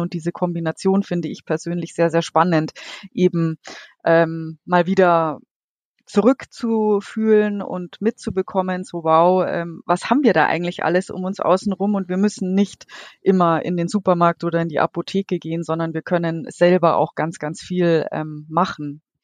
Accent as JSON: {"language": "German", "town": "Munich", "region": "Bavaria", "country": "Germany", "tie": "born or raised there", "said": "gebürtige Münchnerin. Ich bin vor den Toren quasi aufgewachsen mit Bergen und viel Wasser."}